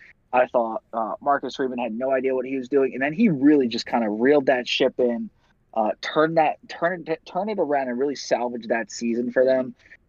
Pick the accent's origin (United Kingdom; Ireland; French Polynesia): Ireland; now in Ohio, United States; As an Irish man, living in Ohio, I hate Notre Dame with everything.